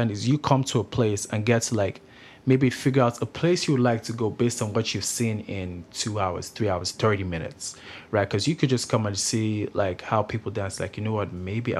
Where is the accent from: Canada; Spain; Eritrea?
Canada; Grande Prairie, Alberta; now in Kelowna, Canada; Like, you come from Grand Prairie, like a small community where there's not a lot of culture